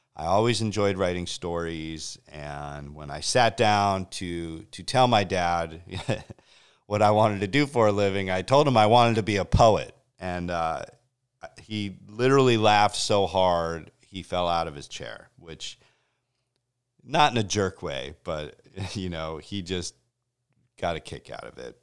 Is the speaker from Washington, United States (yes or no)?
no; Connecticut, United States; I grew up in Connecticut on the shores of Long Island Sound